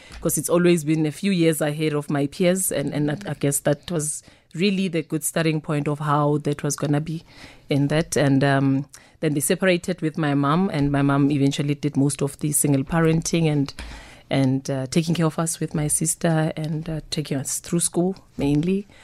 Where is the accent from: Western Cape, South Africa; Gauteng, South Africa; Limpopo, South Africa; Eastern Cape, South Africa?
Gauteng, South Africa; Soweto; born and bred in Soweto